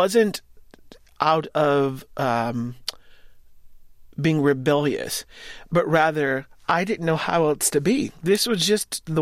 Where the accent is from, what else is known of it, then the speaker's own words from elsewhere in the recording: Winterville, Georgia, United States; also born or lived in Athens, Georgia; now in New York, United States; I was born in Athens, Georgia, but lived outside of Athens, Georgia in a little town called Winterville for most of my life.